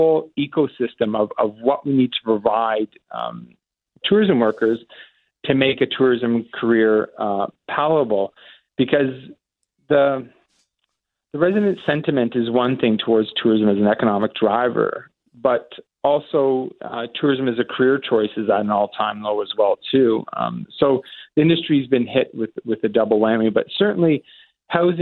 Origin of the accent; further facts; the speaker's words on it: Simcoe, Ontario, Canada; I grew up in Simcoe, Ontario, and Turkey Point and Long Point